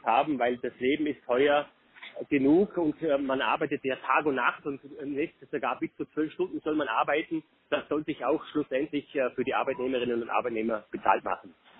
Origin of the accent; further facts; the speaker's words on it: Vorarlberg, Austria; bei uns in Vorarlberg